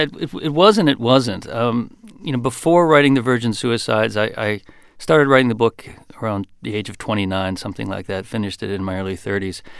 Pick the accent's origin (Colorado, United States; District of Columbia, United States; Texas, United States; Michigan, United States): Michigan, United States; Grosse Pointe Park; moved away; also born or lived in Detroit, Michigan; by the time I was four or five, um, we were in, in Grosse Pointe Park, just a few blocks from from the city limits of of Detroit